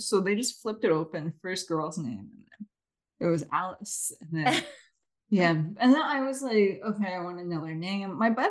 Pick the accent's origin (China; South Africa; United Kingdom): China; born there; I was born in China